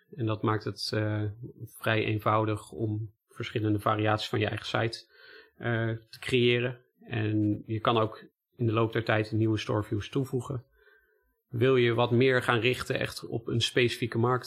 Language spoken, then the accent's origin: Dutch; Netherlands; wij als Nederlanders